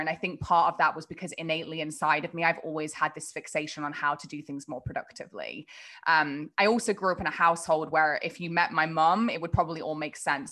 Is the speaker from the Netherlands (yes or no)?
no; England, United Kingdom; moved away; I grew up across the pond, uh, in a pretty small kind of town in England